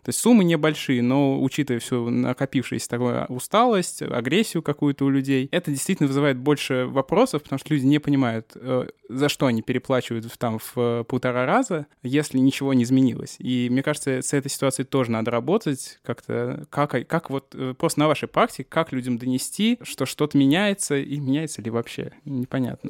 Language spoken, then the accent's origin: Russian; Samara Oblast, Russia; moved away; сам из маленького города, э, сам регулярно бываю, я из Самарской области